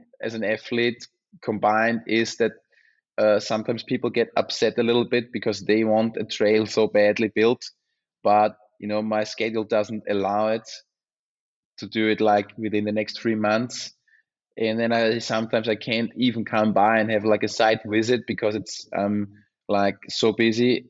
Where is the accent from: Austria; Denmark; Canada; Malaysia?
Austria; Unterstinkenbrunn, Lower Austria; born or raised there; English is a second language